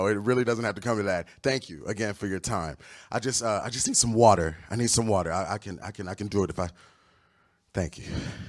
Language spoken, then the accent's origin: English; Los Angeles, California, United States; also born or lived in New York City; now in Los Angeles, United States; I'm originally from Los Angeles, California. Just moved from New York City.